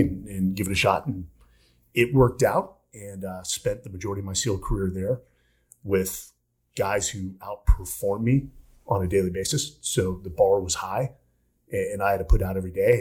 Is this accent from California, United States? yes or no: yes; Palo Alto, California, United States; also born or lived in San Francisco; born in the, uh, the Bay Area